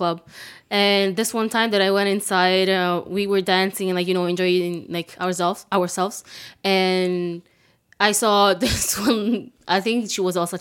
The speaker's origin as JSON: {"language": "English", "country": "Italy", "tie": "born or raised there", "second_language": "English", "moved": "yes", "lives_now": "United States", "said": "I grew up in Italy"}